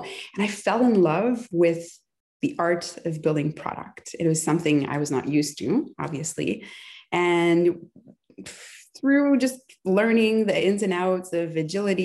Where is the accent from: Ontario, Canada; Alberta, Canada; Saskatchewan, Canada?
Ontario, Canada; near Ottawa; now in Montreal, Canada; I was born near Ottawa.